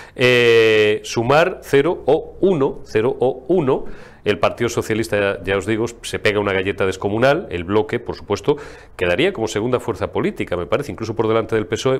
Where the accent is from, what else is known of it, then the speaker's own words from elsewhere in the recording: Spain; first language Spanish; moved away; also born or lived in Galicia; yo mm, soy castellano, eu son castelán.